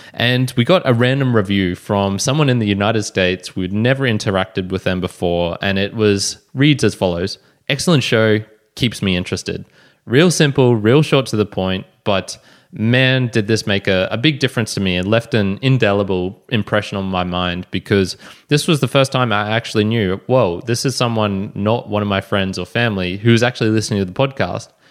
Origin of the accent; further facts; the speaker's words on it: Australia; I'm an Aussie podcaster